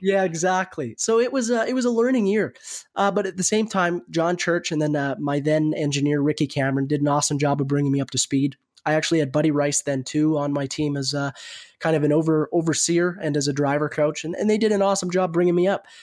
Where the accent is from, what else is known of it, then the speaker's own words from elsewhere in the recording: Canada; I was from Canada